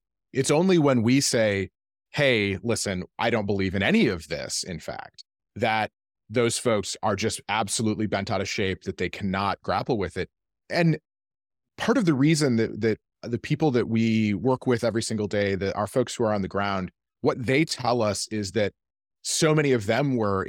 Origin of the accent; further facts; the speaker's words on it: Midwest, United States; Like, I'm from the Midwest. That's how it works.